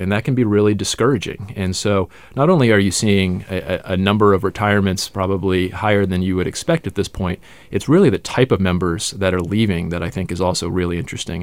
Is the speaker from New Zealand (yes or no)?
no; Atlanta suburbs, Georgia, United States; I'm from the Atlanta suburbs, Georgia's 6th congressional district